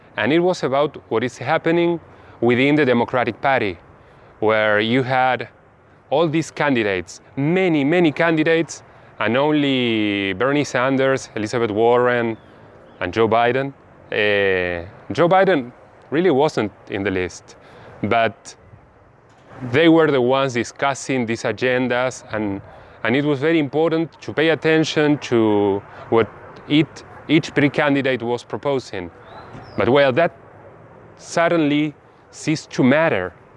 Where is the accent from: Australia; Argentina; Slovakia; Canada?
Argentina; also born or lived in Bahía Blanca, Buenos Aires Province; I am from Argentina. I live in Bahia Blanca in the low valley of Provincia de Buenos Aires.